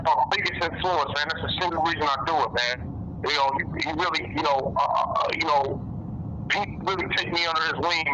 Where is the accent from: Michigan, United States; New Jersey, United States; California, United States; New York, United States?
Michigan, United States; Detroit; I'm from Detroit, Michigan